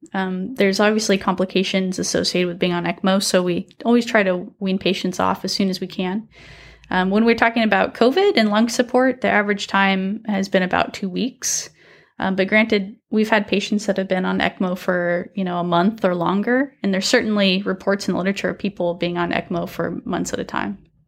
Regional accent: Salem, Oregon, United States; also born or lived in Michigan; now in Fresno, United States; I am from Salem, Oregon, originally.

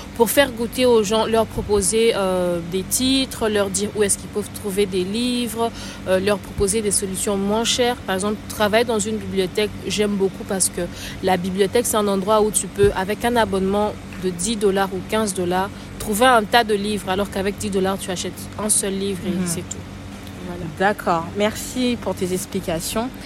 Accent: Kinshasa, DR Congo; J'habitais Matongué à l'époque. Matongué, Kinshasa, pas Matongué, Bruxelles

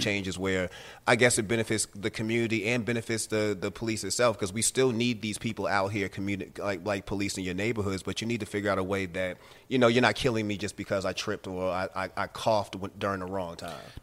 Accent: Boston, Massachusetts, United States; now in Atlanta, United States; I'm from Boston

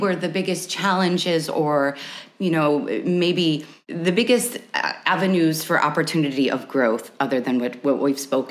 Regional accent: United States; being an American

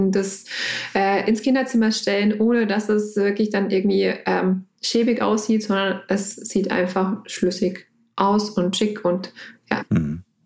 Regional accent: Lower Franconia, Bavaria, Germany; komme gebürtig aus Unterfranken und immer noch in Unterfranken geblieben

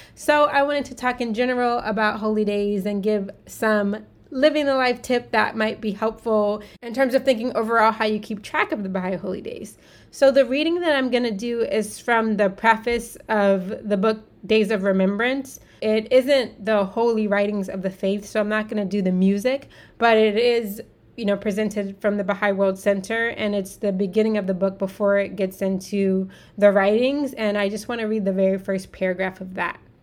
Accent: United States; I'm American and I'm African American

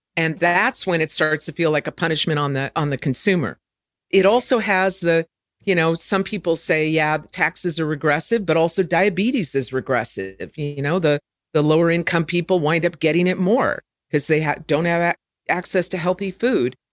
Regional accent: California, United States; growing up in California

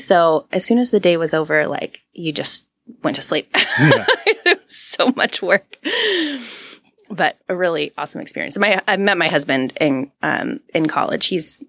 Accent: San Antonio, Texas, United States; moved away; I don't know as a kid that you really appreciate where you come from until you go back. And so as an adult, I've gone back to San Antonio.

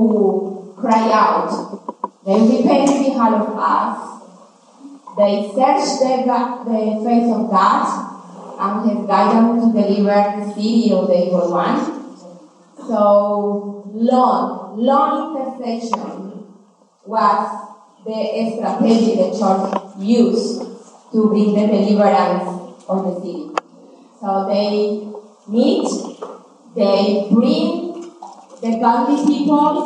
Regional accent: Colombia; English is a second language; moved away; also born or lived in Cali, Colombia / Bogota, Colombia; I grew up in between two cities in Colombia, Cali and Bogota.

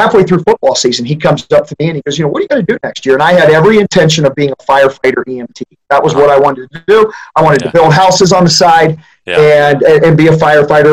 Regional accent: Knox County, Central Ohio, United States; I grew up in Central Ohio in Knox County, basically in the very center

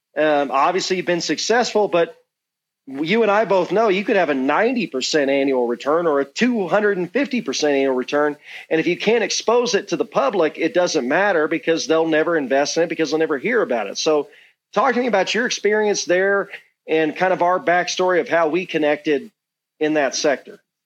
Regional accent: Georgia, United States; my home state, Georgia

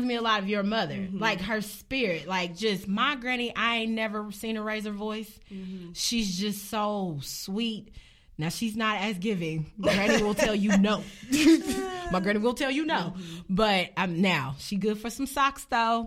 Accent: Indianapolis, Indiana, United States; I was born and raised in Indianapolis

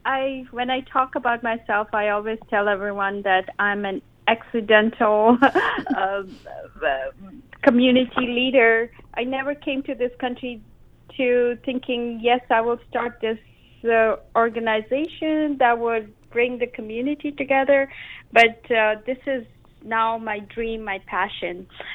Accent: India; also born or lived in Japan; now in Seattle, United States; all my life I had moved around. Every few years I would move around in my home country, India. Then I moved to Japan, and then I had moved to Seattle.

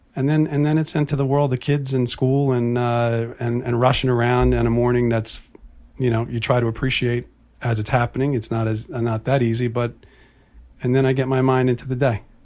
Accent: New Jersey, United States; moved away as an adult; I'm from North Jersey

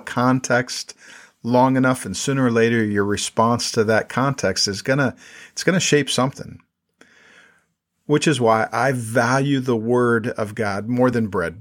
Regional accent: South Dakota, United States; moved away as an adult; also born or lived in Minnesota / New York City; now in State College, United States; I grew up in South Dakota

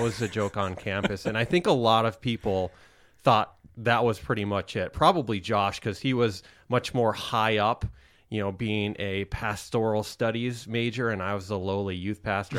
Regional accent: Rapid City, South Dakota, United States; moved away; I am originally from the Black Hills of South Dakota. Rapid City is where I grew up

